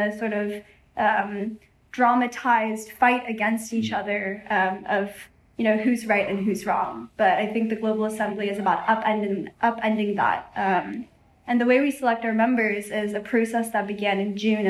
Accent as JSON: {"language": "English", "region": "Seoul", "country": "South Korea", "moved": "yes", "said": "I'm from Seoul originally"}